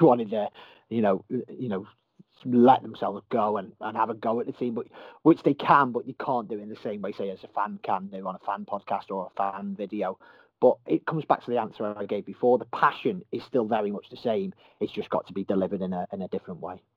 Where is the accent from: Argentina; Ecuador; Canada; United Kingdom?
United Kingdom; Merseyside, North West England; I'm from Merseyside, as hopefully people can tell by the accent